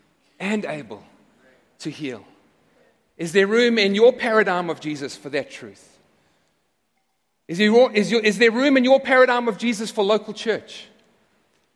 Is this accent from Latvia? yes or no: no; South Africa; now in United States; I'm no longer a citizen of South Africa